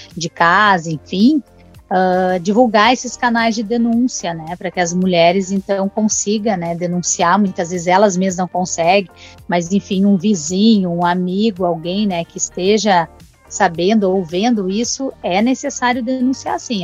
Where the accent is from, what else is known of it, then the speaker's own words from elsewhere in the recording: Brazil; Eu nasci e fui criada ali na Vila Esperança